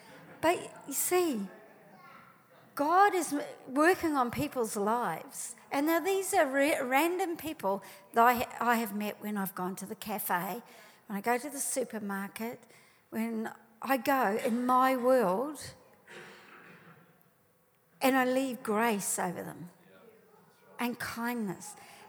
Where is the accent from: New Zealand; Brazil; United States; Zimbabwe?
New Zealand; now in Australia; I came to Australia from New Zealand and we are different. We might speak the same English, but we are different.